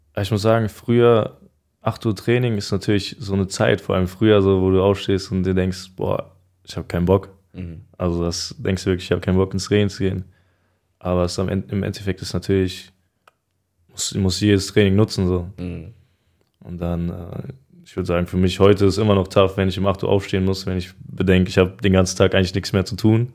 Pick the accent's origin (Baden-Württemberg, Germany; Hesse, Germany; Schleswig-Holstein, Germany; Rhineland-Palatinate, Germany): Hesse, Germany; Frankfurt; ich bin ja in Frankfurt auch groß geworden. Also ich kenne mich hier aus und ist für mich, ist für mich immer noch Heimat.